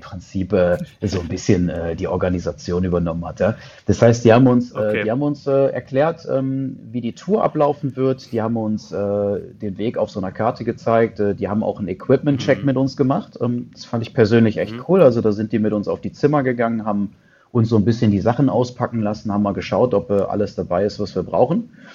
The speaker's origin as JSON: {"language": "German", "town": "Düsseldorf", "region": "North Rhine-Westphalia", "country": "Germany", "tie": "born or raised there", "also_born_or_lived": "Canada / China", "said": "ich sitze hier in Düsseldorf, in meiner Heimatstadt, dort wo ich geboren bin"}